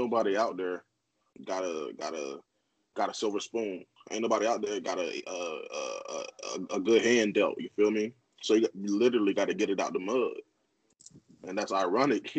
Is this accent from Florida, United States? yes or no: yes; Indiantown, Florida, United States; I'm from Indiantown